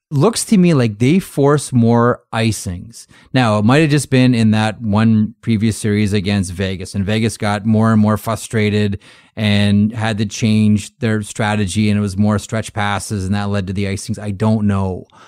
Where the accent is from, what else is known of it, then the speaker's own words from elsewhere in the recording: Toronto, Ontario, Canada; I grew up in Toronto